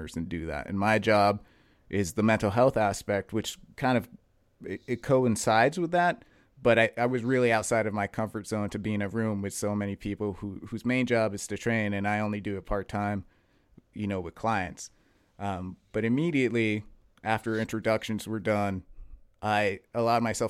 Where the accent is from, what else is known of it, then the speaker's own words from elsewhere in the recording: Western Massachusetts, United States; I'm from Western Mass.